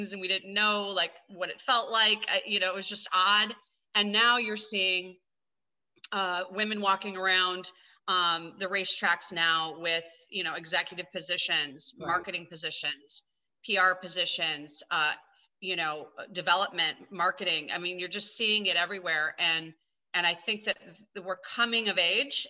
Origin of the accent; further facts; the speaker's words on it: Grand Rapids, Michigan, United States; now in Los Angeles, United States; I was born and raised in Grand Rapids, Michigan